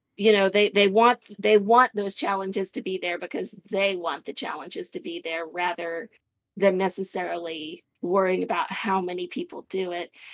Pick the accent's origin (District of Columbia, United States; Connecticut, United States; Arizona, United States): Arizona, United States; moved away; also born or lived in Indiana; I, I grew up in Arizona